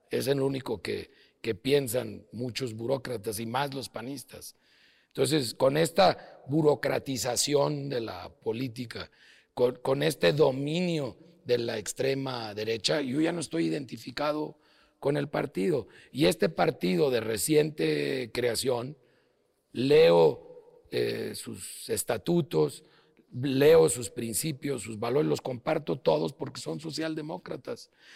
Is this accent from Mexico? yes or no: yes; León, Guanajuato, Mexico; also born or lived in Los Angeles, California; aunque yo nací en Los Ángeles, California, y no tengo doble nacionalidad, eh, llegué a, León a los tres meses de, edad y ahí he hecho toda mi vida